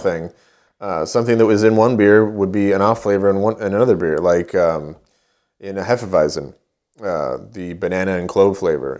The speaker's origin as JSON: {"language": "English", "town": "Poway", "region": "California", "country": "United States", "tie": "born or raised there", "also_born_or_lived": "Knoxville, Tennessee", "moved": "yes", "said": "I was born in Poway, which is about, uh, it's in San Diego County"}